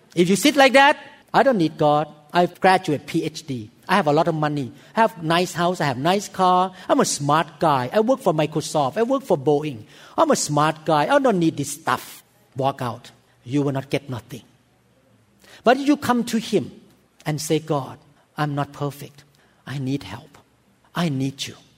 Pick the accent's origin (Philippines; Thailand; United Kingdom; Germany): Thailand; In Thailand, we have a lot of evil spirit